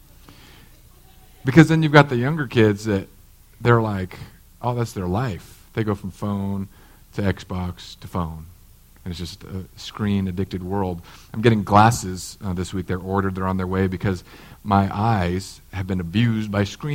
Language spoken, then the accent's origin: English; California, United States; now in Florida, United States; As a Californian, we just, like, you just were what you were. But in Florida, I'm like, hey, my vote counts here.